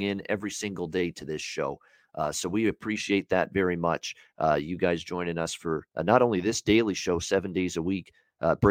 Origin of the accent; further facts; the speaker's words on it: Hamilton, Ontario, Canada; my hometown of Hamilton